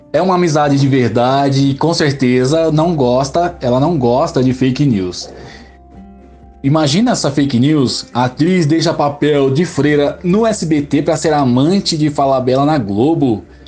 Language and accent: Portuguese; Osasco, São Paulo, Brazil; Também sou de Osasco